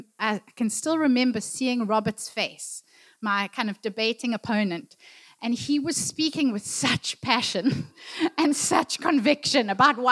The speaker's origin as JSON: {"language": "English", "town": "Durban", "region": "KwaZulu-Natal", "country": "South Africa", "tie": "born or raised there", "said": "I grew up in Durban"}